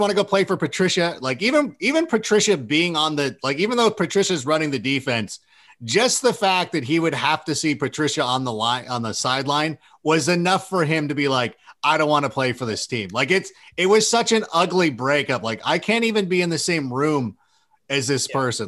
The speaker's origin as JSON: {"language": "English", "town": "Corona", "region": "California", "country": "United States", "tie": "born or raised there", "also_born_or_lived": "Chicago", "said": "I grew up in Corona, California."}